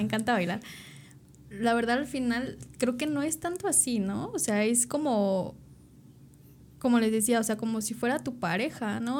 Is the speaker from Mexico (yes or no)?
yes; Tepoztlán, Morelos, Mexico; yo nací en Tepoztlán